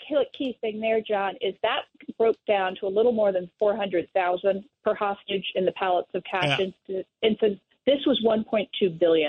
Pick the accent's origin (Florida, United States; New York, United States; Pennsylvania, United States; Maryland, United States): Pennsylvania, United States; my state of Pennsylvania